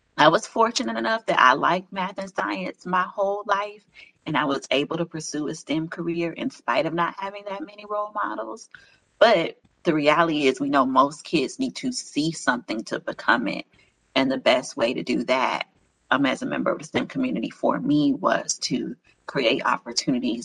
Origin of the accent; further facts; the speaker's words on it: Miami, Florida, United States; now in Atlanta, United States; I'm from Miami